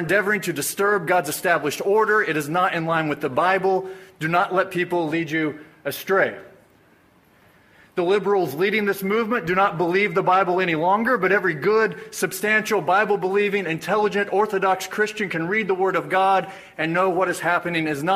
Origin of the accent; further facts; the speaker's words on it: Springfield, Missouri, United States; I was born and raised in Springfield, Missouri